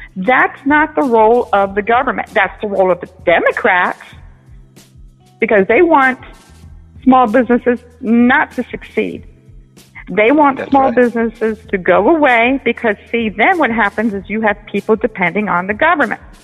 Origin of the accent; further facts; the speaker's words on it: United States; I'm an American. I'm born in America. My parents were born in New York City